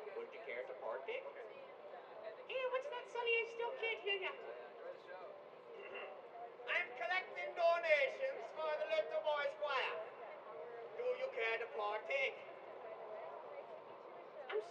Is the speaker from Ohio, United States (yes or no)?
no; Baltimore, Maryland, United States; from Baltimore